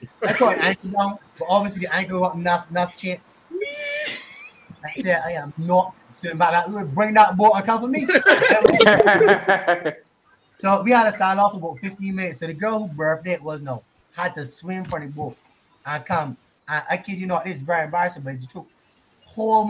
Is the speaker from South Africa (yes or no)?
yes; South Africa; He's from India. I'm just from South Africa, but Indian descent.